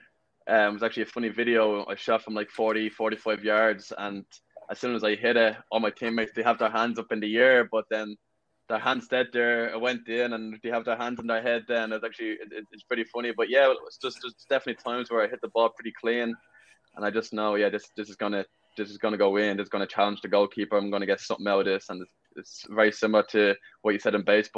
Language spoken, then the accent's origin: English; Ireland; moved away as an adult; also born or lived in West Palm Beach, Florida / Pennsylvania; now in Madison, United States; growing up in Ireland, we played 5v5